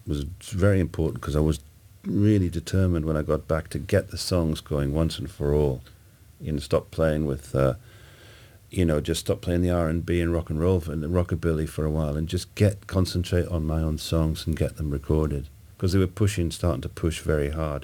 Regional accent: Newcastle, North East England, United Kingdom; also born or lived in Scotland; I was born in Scotland, and you know, we moved to Newcastle when I was 8.

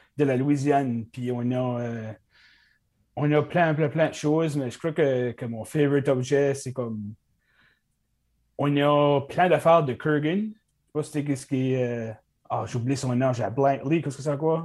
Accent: Cap-Pelé, New Brunswick, Canada; moved away as an adult; now in Dieppe, Canada; originellement, je viens de Capelé.

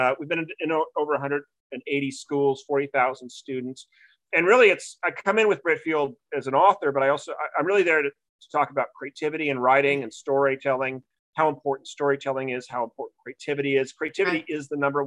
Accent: Newport Beach, California, United States; also born or lived in New England; I'm originally from Newport Beach, California. So I'm a Southern guy. I was back East 16 years in New England for school.

